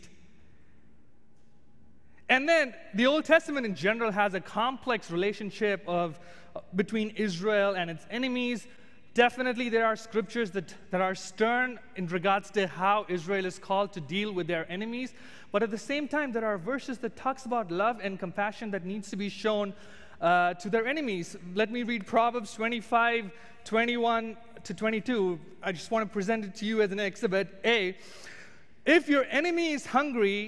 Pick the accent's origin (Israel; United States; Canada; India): India; moved away as an adult; being an Indian